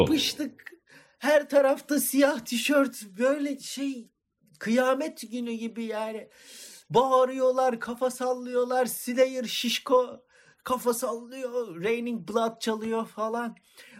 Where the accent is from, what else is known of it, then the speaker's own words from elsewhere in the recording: Antakya, Hatay, Turkey; Antakyalıyız. Yani iki, annelerimiz kardeş, ikimiz de Antakyalıyız